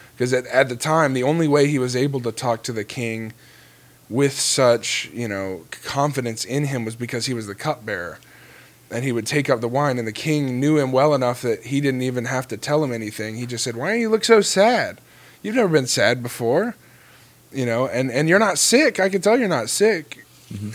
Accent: Florida, United States; I grew up in Florida

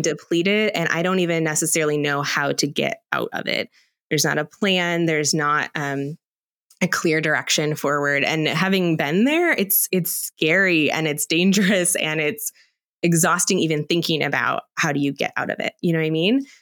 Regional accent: Aurora, United States; I grew up here in Aurora

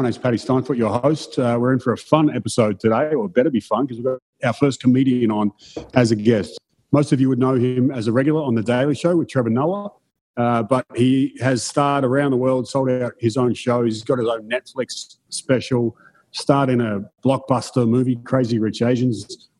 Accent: Melbourne, Victoria, Australia; And I was from Melbourne

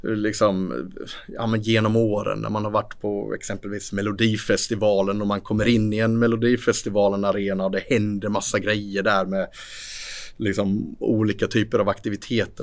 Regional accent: Sweden; vi i Sverige

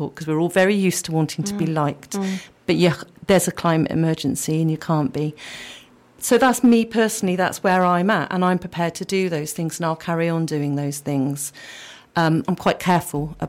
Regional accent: Yate, South West England, United Kingdom; also born or lived in Bristol; I grew up in Yate, really close to the River Frome

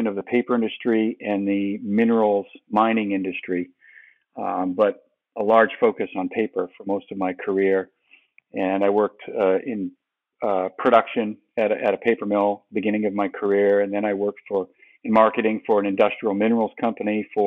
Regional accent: Maine, United States; moved away as an adult; also born or lived in New England; now in Georgia, United States; I'm from Maine originally.

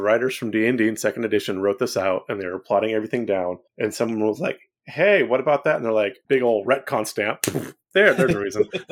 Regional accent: Central California, United States; now in East Tennessee, United States; I grew up in Central California where it is very, very flat

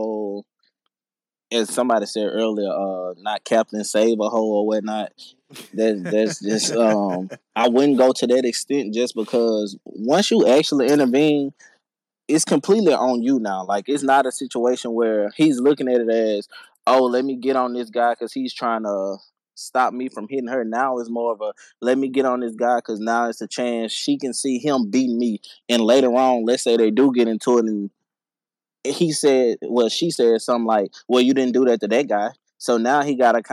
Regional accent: Louisiana, United States; I'm from Louisiana. I've been here my whole life

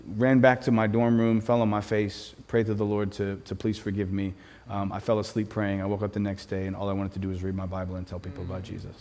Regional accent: Philadelphia, Pennsylvania, United States; I am from Philadelphia

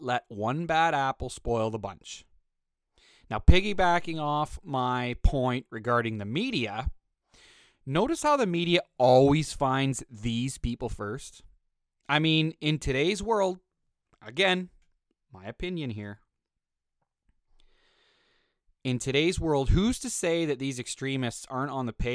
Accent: Canada; also born or lived in Western Canada; As a fucking Canadian

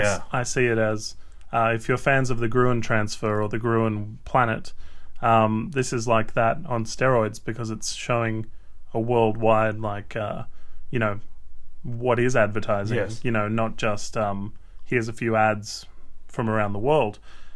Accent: West Virginia, United States; But for someone who grew up in a small town like my home state of West Virginia, or where we just were in Altoona, I'd put it at less than 50%.

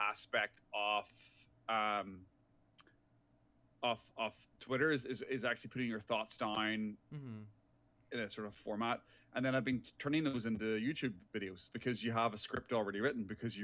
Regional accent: Ireland; moved away as an adult; also born or lived in England; now in Vancouver, Canada; from my accent, I am originally from Ireland. I left my hometown when I was 19 years old to go to England to go to university

